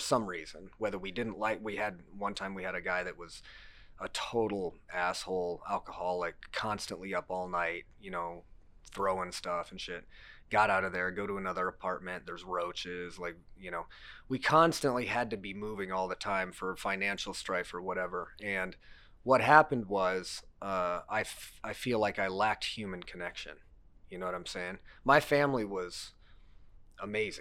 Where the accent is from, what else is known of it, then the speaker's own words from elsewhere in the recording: Cedar Rapids, Iowa, United States; also born or lived in Lamont, Iowa; I was born in this area. I was born in Mercy Hospital. I've been here all my life